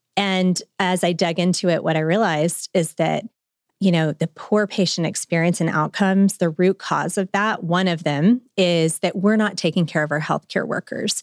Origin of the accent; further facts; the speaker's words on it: Memphis, Tennessee, United States; moved away as an adult; also born or lived in Chattanooga, Tennessee / Nashville, Tennessee; now in Northwest Arkansas, United States; I'm a Memphian. I'm from Memphis, but now I'm in Northwest Arkansan